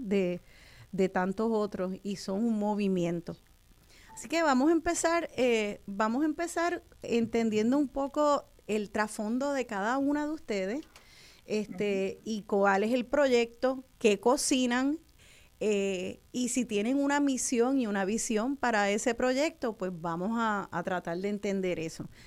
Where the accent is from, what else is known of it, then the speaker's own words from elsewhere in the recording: Puerto Rico; en verano nos gusta explorar nuestro país